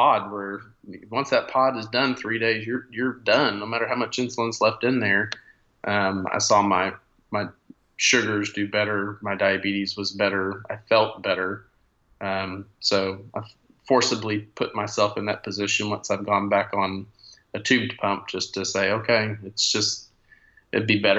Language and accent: English; Corpus Christi, Texas, United States; now in Montgomery, Texas, United States; I grew up in Corpus, and every one of my cousins has a autoimmune disease